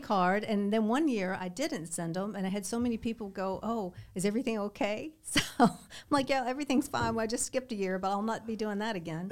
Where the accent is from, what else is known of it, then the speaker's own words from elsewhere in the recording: Southern Kentucky, United States; moved away as an adult; also born or lived in Lexington, Kentucky; now in Naples, United States; I grew up in Kentucky, in Southern Kentucky, lived in, uh, Lexington my adult life